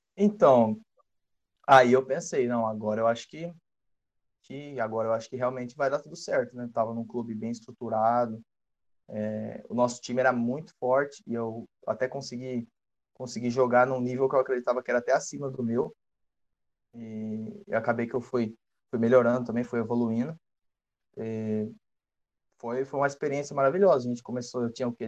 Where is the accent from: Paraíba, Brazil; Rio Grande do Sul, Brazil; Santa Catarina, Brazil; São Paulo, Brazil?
São Paulo, Brazil; Iracemápolis; moved away as an adult; also born or lived in Limeira, Brazil; now in Arizona, United States; eu sou de Iracemápolis, né? Sou natural de Iracemápolis, uma cidade do interior de, de São Paulo